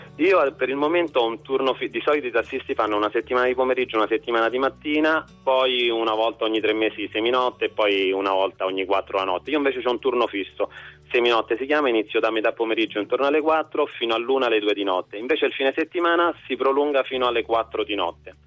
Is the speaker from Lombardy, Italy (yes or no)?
no; Rome, Lazio, Italy; sono nato e vivo a Roma